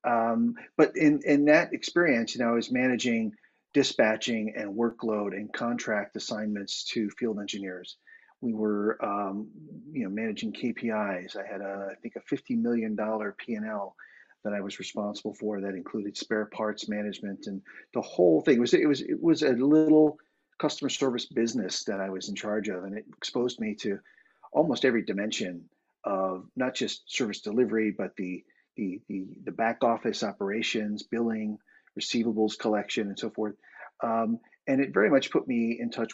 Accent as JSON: {"language": "English", "town": "Boston", "region": "Massachusetts", "country": "United States", "moved": "as an adult", "lives_now": "Dublin, Ireland", "said": "I am an American guy from Boston, Massachusetts, originally. I currently live in Dublin, Ireland, moved here in 2018"}